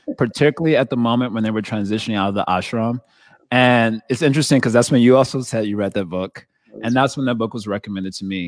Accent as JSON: {"language": "English", "country": "United States", "said": "I'm an American"}